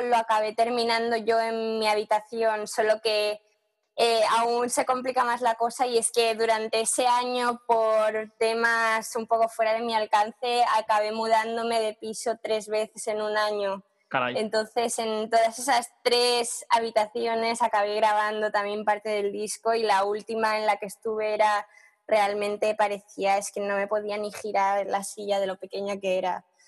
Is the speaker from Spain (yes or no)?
yes; Spain; now in London, United Kingdom; somos todos españoles músicos que vivimos aquí